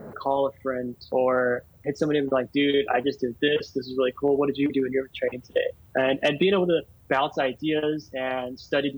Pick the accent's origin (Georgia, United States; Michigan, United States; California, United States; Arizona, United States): Arizona, United States; Yuma; moved away as an adult; now in Phoenix, United States; my hometown, Yuma